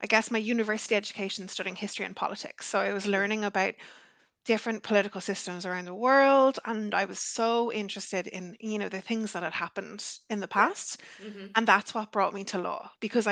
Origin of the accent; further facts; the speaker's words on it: Ireland; as I was growing up in Ireland, I'm Irish